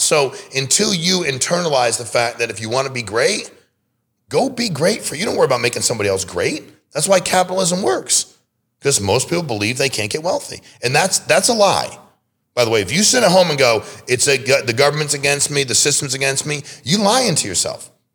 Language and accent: English; Connecticut, United States; I was born and raised in Connecticut